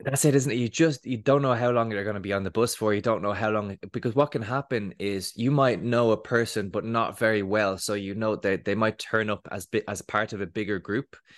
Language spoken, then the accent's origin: English; Dublin, Leinster, Ireland; I grew up in Dublin, from the age of eight years old